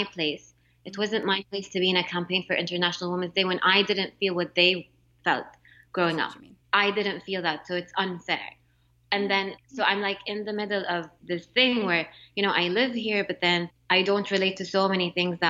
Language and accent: English; Jeddah, Makkah Province, Saudi Arabia; moved away as an adult; also born or lived in Montreal, Canada / Mecca; now in United States; I grew up in Jeddah